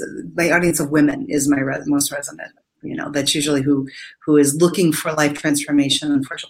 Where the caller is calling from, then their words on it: Indiana, United States; I am in Northwest Indiana, about 45 minutes from Chicago.